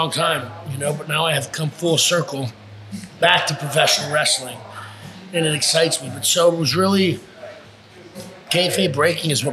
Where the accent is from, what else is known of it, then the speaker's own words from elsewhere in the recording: Los Angeles, California, United States; moved away as an adult; now in Florida, United States; I'm from Los Angeles, born and raised